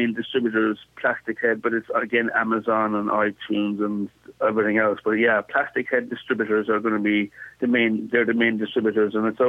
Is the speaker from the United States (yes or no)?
no; Castletownbere, Munster, Ireland; now in Bristol, United Kingdom; I'm in Bristol in the UK, but I'm from Castletownbere in Ireland, in West Cork